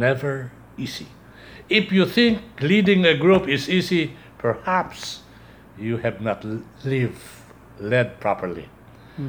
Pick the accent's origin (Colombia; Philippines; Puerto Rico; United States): Philippines; we are Filipino